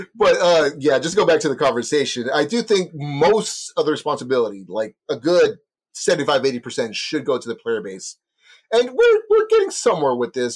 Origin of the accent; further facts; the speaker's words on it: Texas, United States; Speaking as a Texan